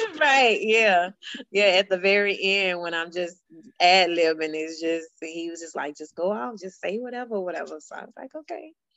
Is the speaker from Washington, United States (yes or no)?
no; Baton Rouge, Louisiana, United States; we grew up ratchet in Baton Rouge